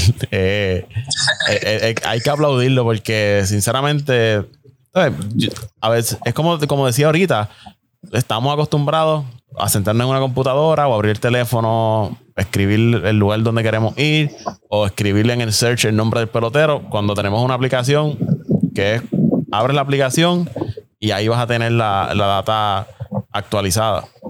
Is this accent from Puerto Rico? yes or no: yes; Puerto Rico; el puertorriqueño, nosotros a veces somos, la, nos gusta lo cómodo